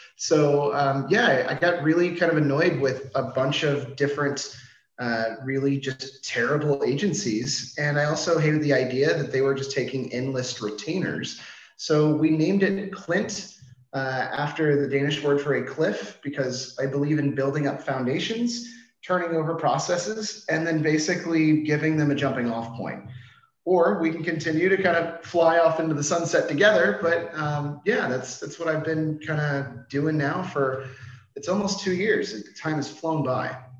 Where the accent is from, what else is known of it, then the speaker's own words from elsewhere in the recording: Washington, District of Columbia, United States; moved away as an adult; now in Denmark; I'm originally from Washington D.C.